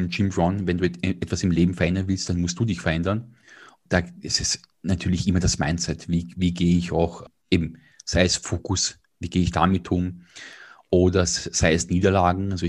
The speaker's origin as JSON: {"language": "German", "region": "Vienna", "country": "Austria", "said": "Ich bin Wiener, äh, habe bis vor drei Jahren dort gelebt"}